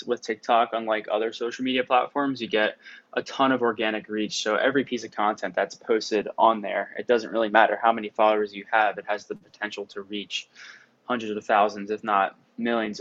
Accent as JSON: {"language": "English", "region": "southern New Jersey", "country": "United States", "also_born_or_lived": "Virginia", "moved": "as an adult", "lives_now": "Ohio, United States", "said": "I'm from New Jersey, southern part of New Jersey"}